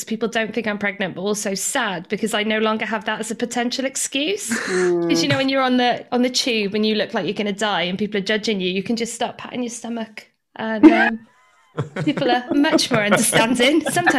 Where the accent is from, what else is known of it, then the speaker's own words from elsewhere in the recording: Wales, United Kingdom; I have picked some of my most talented favourite people from my home country. So if my accent doesn't make sense, it's because I'm amongst my peers and my home people, and I sound completely different when I'm at home.